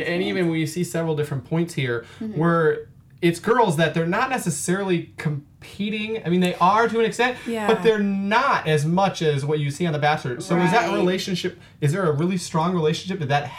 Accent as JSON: {"language": "English", "region": "Wisconsin", "country": "United States", "tie": "born or raised there", "said": "Growing up in Wisconsin"}